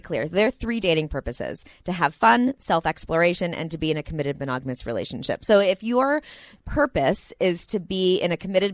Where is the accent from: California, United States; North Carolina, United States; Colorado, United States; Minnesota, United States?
California, United States; Santa Monica; I'm from Santa Monica also